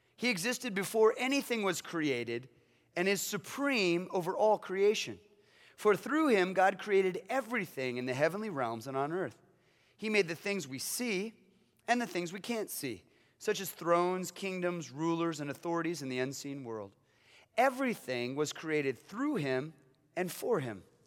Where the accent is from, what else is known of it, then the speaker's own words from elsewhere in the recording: Kansas, United States; I was born in Kansas